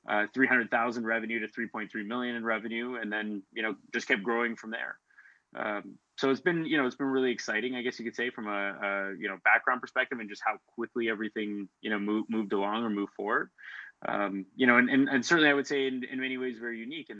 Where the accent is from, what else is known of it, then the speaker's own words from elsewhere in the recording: Timmins, Ontario, Canada; moved away; also born or lived in Ottawa; I'm actually from Timmins, Ontario, originally. So I grew up there, which is about 8 hours north of Toronto.